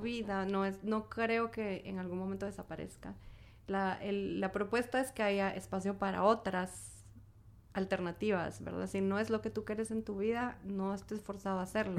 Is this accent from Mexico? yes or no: no; Guatemala; como guatemaltecos, guatemaltecas